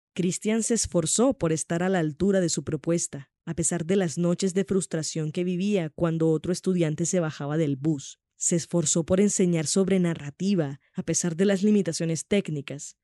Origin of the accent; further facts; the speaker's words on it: Cartagena, Bolívar, Colombia; moved away as an adult; now in Bogotá, Colombia; soy una cartagenera